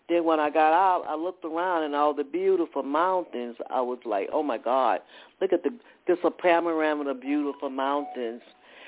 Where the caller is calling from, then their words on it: Atlanta, Georgia, United States; I'm calling from Atlanta, Georgia.